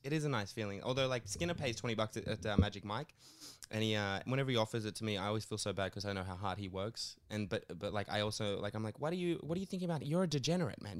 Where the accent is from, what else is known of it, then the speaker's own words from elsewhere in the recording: Sydney, New South Wales, Australia; I grew up in Sydney